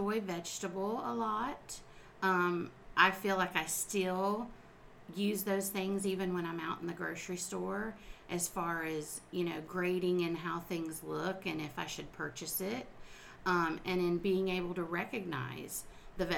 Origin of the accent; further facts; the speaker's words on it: South Lake County, Florida, United States; I'm a lifelong resident of Florida, and I was born and raised in the South Lake County area.